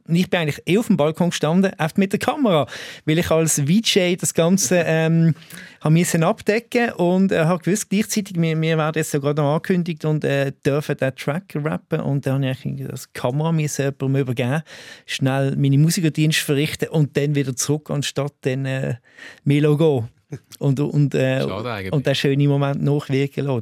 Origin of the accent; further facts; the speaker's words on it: Allschwil, Basel-Landschaft, Switzerland; ich komme ja ursprünglich aus Allschwil.